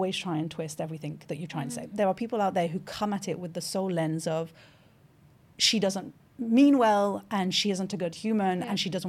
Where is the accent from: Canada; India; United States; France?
France; first language French; English is a second language; Born in France, bilingual, French is my first language, did all my education in French until the age of 21.